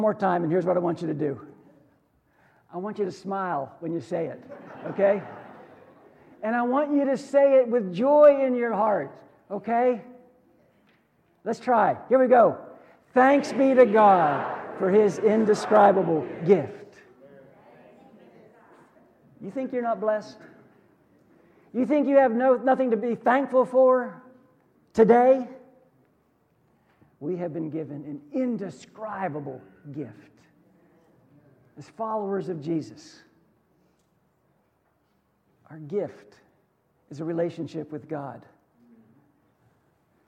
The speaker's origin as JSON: {"language": "English", "country": "United States", "tie": "born or raised there", "said": "I was born in America"}